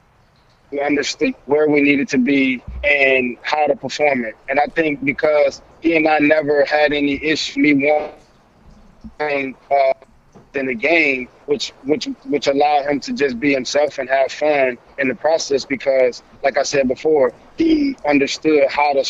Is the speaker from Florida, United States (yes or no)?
yes; Belle Glade, Florida, United States; Belgrade, Florida